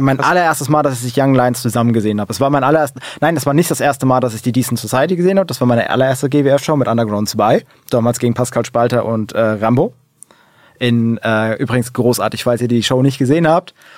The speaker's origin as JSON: {"language": "German", "region": "Hesse", "country": "Germany", "said": "Ich bin froh, Hesse zu sein"}